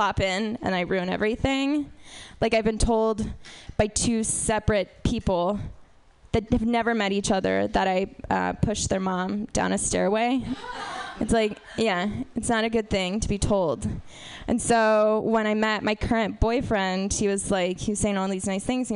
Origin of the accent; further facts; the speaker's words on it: Texas, United States; I'm from Texas.